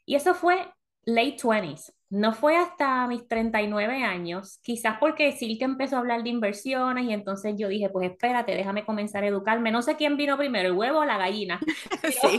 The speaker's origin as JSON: {"language": "Spanish", "country": "Puerto Rico", "also_born_or_lived": "South Florida", "moved": "as an adult", "lives_now": "United States", "said": "todo hecho en Puerto Rico. Ah, ya llevamos que como 16 años en Estados Unidos"}